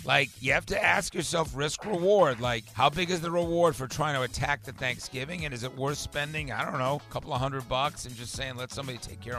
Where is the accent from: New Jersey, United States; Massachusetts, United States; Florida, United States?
Massachusetts, United States; Newton; now in Atlanta, United States; growing up in Newton, Massachusetts